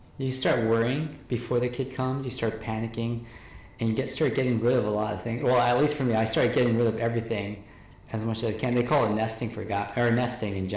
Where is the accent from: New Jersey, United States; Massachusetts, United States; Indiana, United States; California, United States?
California, United States; San Diego; also born or lived in New York / Los Angeles; we moved down to San Diego, and I mostly grew up in San Diego